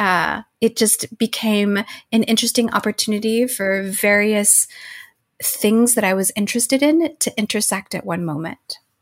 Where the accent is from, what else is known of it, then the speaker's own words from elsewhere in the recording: Arizona, United States; moved away; growing up in Arizona, and majority of my family still lives there.